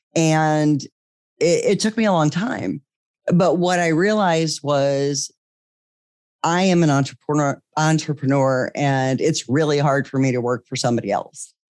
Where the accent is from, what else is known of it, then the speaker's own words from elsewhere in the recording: Iowa, United States; moved away as an adult; also born or lived in California; we eventually moved back to the Midwest. I'm from Iowa originally